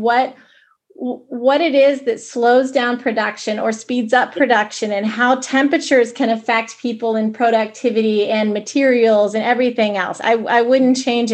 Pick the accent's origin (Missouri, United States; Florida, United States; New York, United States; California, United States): Missouri, United States; Kansas City; moved away as an adult; also born or lived in Des Moines; I grew up in Kansas City. I thought I'd always live in Kansas City